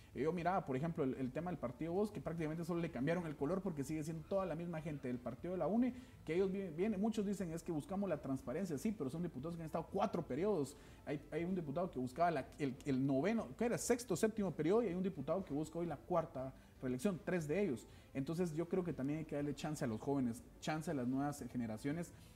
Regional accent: Quetzaltenango, Guatemala; el lugar de donde yo soy, mi ciudad, mi departamento

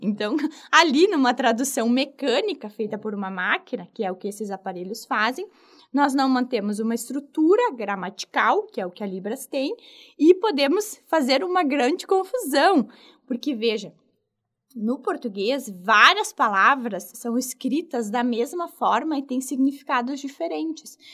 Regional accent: Rio Grande do Sul, Brazil; eu sou aqui do Rio Grande do Sul

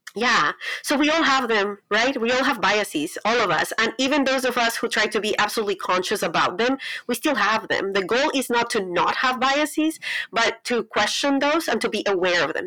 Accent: Colombia; English is a second language; moved away as an adult; now in United States; I'm from Colombia. I was born and raised in Colombia.

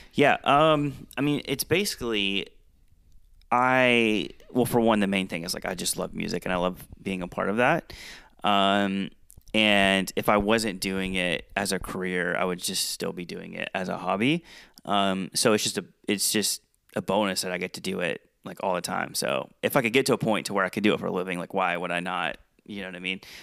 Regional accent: Georgia, United States; moved away as an adult; also born or lived in South Dakota; I was in South Dakota and I'm from Georgia

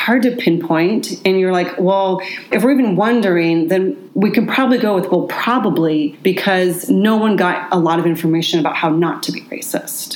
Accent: Seattle, Washington, United States; I grew up here. I grew up in Queen Anne and Ballard.

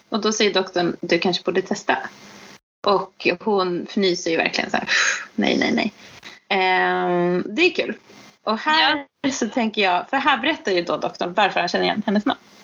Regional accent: Sweden; som svensk

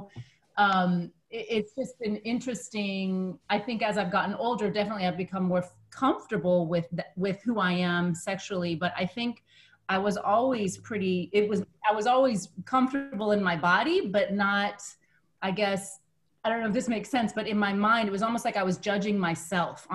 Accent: United States; growing up in the United States

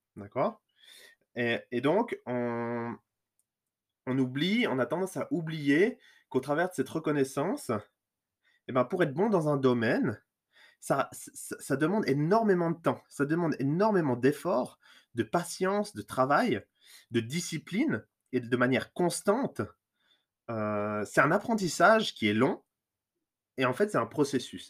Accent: Lausanne region, Vaud, Switzerland; je suis suisse, je viens de la région lausannoise

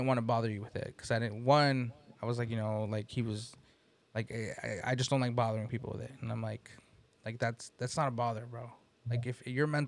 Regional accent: East Palo Alto, California, United States; also born or lived in San Jose; we grew up in the Bay Area in areas that, you know, like I grew up in East Palo Alto

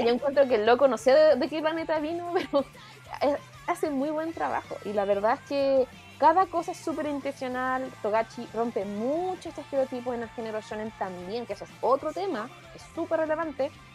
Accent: Chile; como bien chileno decimos

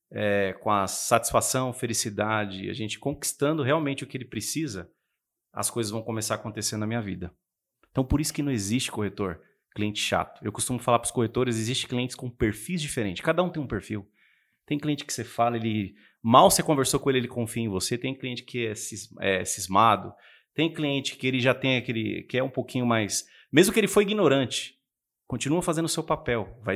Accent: Ferraz de Vasconcelos, São Paulo, Brazil; Eu vim de Ferraz, eu sou o príncipe de Ferraz de Vasconcelos.

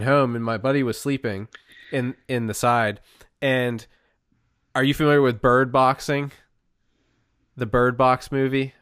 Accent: Pennsylvania, United States; we grew up in Pennsylvania

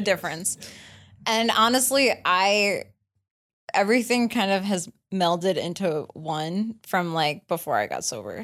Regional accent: New York, United States; I grew up in New York

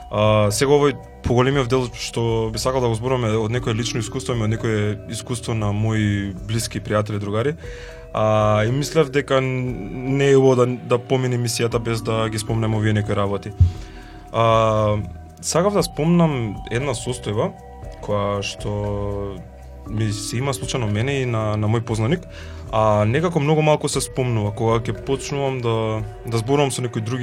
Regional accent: North Macedonia; кај нас во Македонија

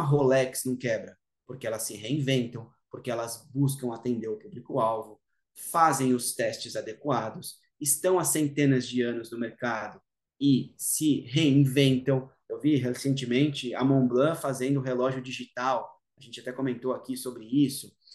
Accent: Brazil; sou ítalo-brasileiro

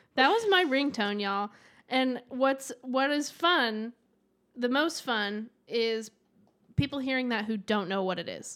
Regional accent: the South, United States; I grew up in the South

